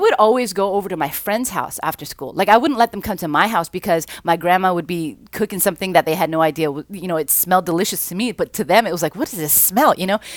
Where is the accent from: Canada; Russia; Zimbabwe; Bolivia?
Canada; Vancouver, British Columbia; also born or lived in South Central, Los Angeles; now in Long Beach, United States; I grew up in Vancouver